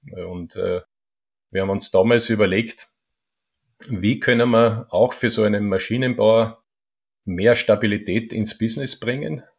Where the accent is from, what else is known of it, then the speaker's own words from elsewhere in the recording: Schörfling am Attersee, Upper Austria, Austria; Jetzt sind wir in Schörfling am Attersee. Ist auch mein, mein Heimatort